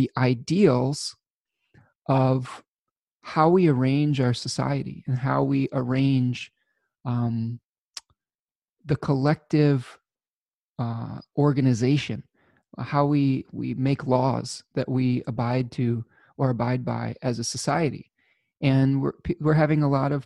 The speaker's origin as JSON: {"language": "English", "region": "Michigan", "country": "United States", "tie": "born or raised there", "said": "my home state of Michigan"}